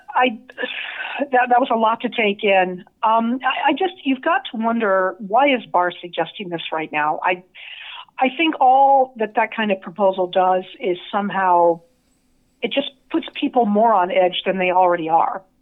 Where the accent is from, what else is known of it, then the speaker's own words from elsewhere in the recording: Las Vegas, Nevada, United States; now in San Diego, United States; somebody like myself who grew up there